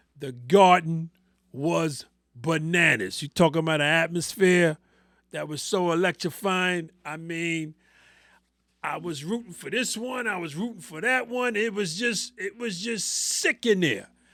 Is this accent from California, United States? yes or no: no; New York City, New York, United States; I'm born and raised in New York City